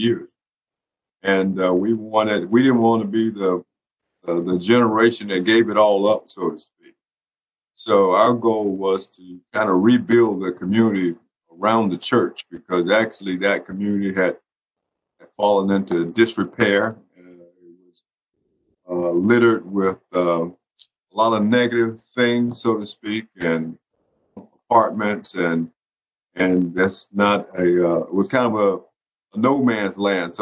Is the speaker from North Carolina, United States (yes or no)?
yes; Eastern North Carolina, United States; moved away as an adult; also born or lived in Greensboro, North Carolina / Madison, Wisconsin; now in Winston-Salem, United States; I'm originally from Eastern North Carolina